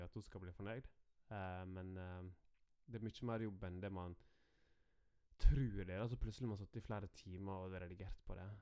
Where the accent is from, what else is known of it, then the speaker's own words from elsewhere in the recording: Norway; now in Denmark; Nå bor vi i Danmark, men vi er fra Norge